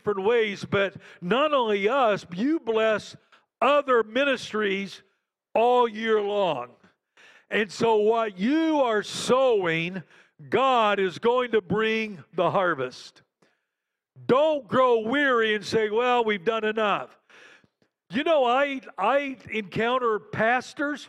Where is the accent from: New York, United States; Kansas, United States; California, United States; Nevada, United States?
Kansas, United States; Western; moved away as an adult; also born or lived in Caracas, Venezuela; I grew up in Western Kansas, and so I grew up around farmers